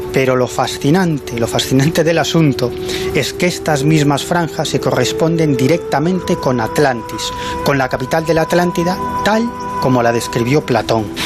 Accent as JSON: {"language": "Spanish", "region": "Galicia", "country": "Spain", "said": "soy un gallego un poquito raro"}